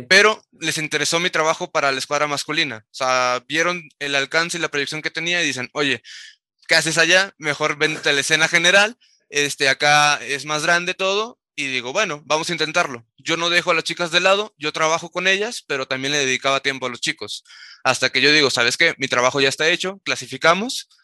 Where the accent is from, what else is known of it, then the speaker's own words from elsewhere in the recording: Tamaulipas, Mexico; jugando en Tamaulipas, de donde soy